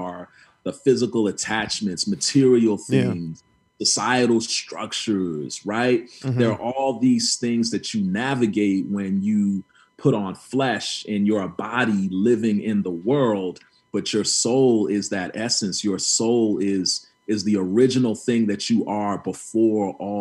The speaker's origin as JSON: {"language": "English", "country": "Guyana", "moved": "yes", "lives_now": "Los Angeles, United States", "said": "I'm originally from Guyana, mm-hmm. which is a small country in the Caribbean"}